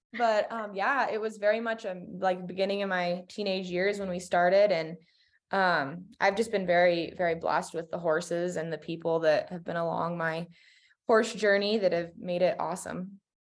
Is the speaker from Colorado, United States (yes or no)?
yes; Colorado, United States; I'm from Colorado.